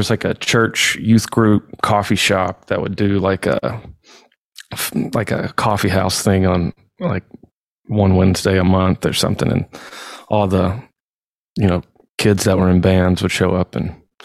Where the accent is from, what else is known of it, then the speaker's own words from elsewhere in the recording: Athens, Alabama, United States; now in Nashville, United States; I'm from Athens, Alabama.